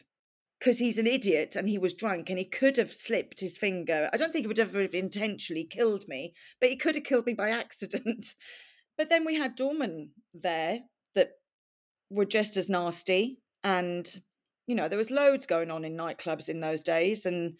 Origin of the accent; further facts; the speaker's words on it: Wales, United Kingdom; accent: Welsh; So yeah, I used my Welsh accent for quite some time.